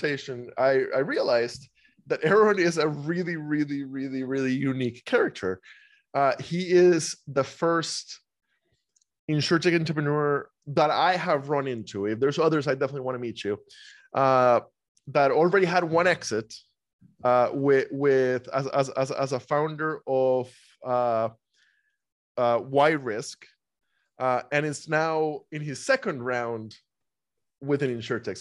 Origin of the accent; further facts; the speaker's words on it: Costa Rica; moved away; I grew up in Costa Rica